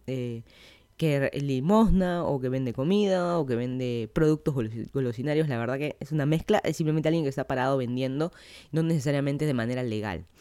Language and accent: Spanish; Lima, Peru; moved away as an adult; now in Miami, United States; yo soy de Lima, Perú, vine a vivir aquí a Miami hace menos de dos años